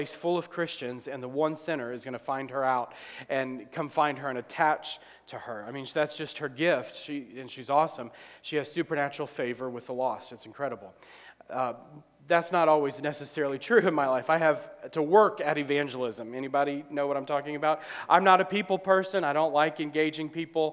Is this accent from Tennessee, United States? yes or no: no; New Orleans, Louisiana, United States; moved away as an adult; now in Ohio, United States; we're from New Orleans